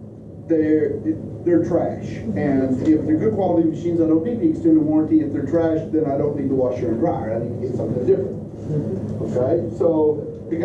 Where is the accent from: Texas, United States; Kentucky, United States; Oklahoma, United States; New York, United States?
Kentucky, United States; moved away as an adult; now in Tennessee, United States; We moved to Tennessee from Kentucky, which is where I'm from